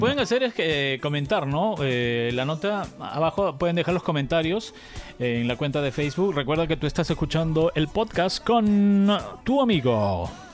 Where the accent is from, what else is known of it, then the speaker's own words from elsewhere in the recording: Cusco, Peru; yo nací en Cusco